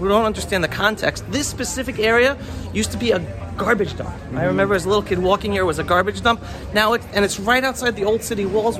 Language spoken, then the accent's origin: English; Israel